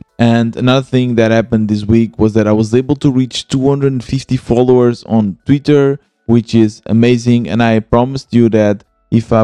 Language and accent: English; Portugal; moved away as an adult; also born or lived in Germany / Lisbon; I'm originally from Portugal. I moved to Germany and now I'm back in Portugal, and I'm living in Lisbon